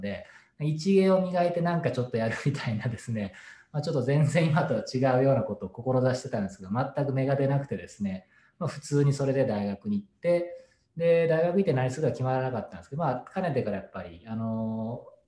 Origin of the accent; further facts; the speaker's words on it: Himeji, Hyogo, Japan; moved away; 自分が田舎兵庫県の田舎で、まあ、姫路っていうところでそれで育ったんですけども